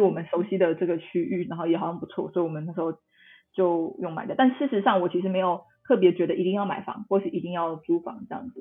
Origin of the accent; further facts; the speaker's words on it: Tainan, Taiwan; 我是台南人啦，所以我其实 ，这个经常出没点就是台南